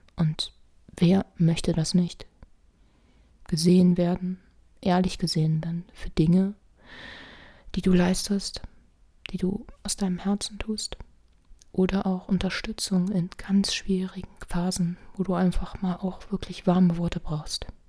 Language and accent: German; Rhineland, Germany; ich bin ja Rheinländer